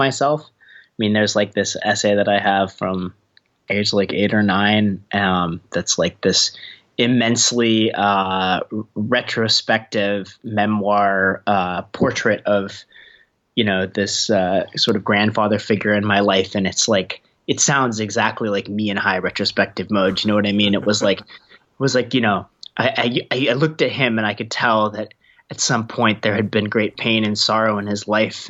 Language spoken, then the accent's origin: English; Eugene, Oregon, United States; I did grow up in Eugene.